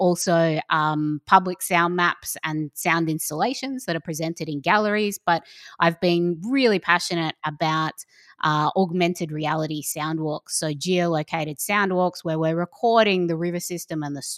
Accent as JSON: {"language": "English", "region": "South Australia", "country": "Australia", "tie": "born or raised there", "also_born_or_lived": "North Queensland", "said": "growing up in South Australia, but also in North Queensland on the Great Barrier Reef"}